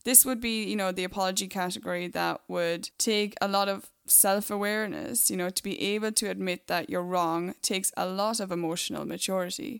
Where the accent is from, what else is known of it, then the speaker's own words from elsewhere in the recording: Ireland; Being from Ireland